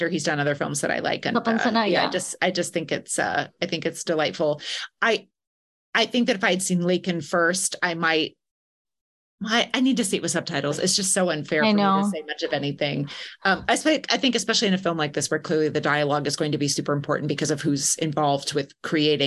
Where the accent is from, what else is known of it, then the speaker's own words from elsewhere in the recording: the Midwest of the US, United States; I'm from the Midwest of the US. I grew up surrounded by beautiful Victorian houses.